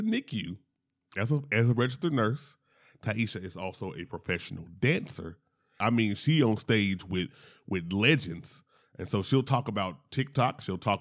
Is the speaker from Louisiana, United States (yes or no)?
yes; Shreveport, Louisiana, United States; now in Atlanta, United States; I am originally from Louisiana, as I point out every single time. Shout out to Shreveport.